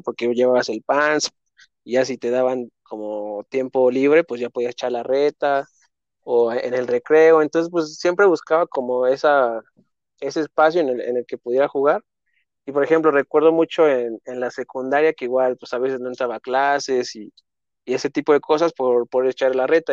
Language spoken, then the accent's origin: Spanish; Mexico City, Mexico; also born or lived in Coahuila; yo nací aquí en la Ciudad de México, ahí en, un viaducto a la altura como de insurgentes más o menos, entonces 100% chilango